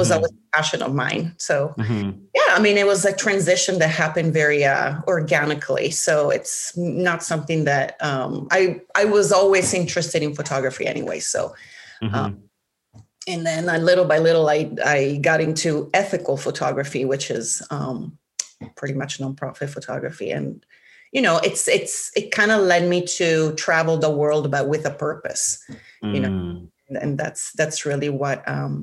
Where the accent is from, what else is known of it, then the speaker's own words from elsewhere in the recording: Milan, Lombardy, Italy; moved away as an adult; now in United States; I'm originally from Milan, Italy